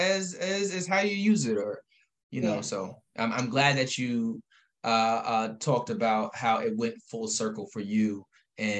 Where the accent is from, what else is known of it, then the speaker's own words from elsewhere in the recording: Albany, New York, United States; We're both from Albany. I love Albany with all I got